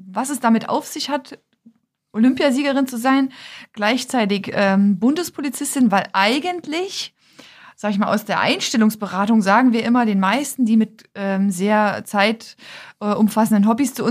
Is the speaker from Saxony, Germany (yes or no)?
yes; Oberwiesenthal, Saxony, Germany; Also ich komme ja aus der Nähe von Oberwiesenthal und habe die Schanze schon seit ich Kind bin ein paar Mal gesehen